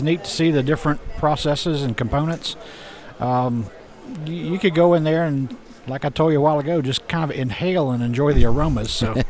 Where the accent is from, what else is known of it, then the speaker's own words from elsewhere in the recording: Newnan, Georgia, United States; I'm from Noonan, Georgia.